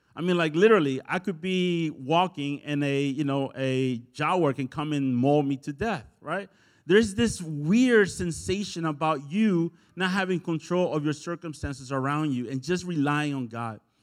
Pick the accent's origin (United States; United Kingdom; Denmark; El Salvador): El Salvador; moved away; I'm from El Salvador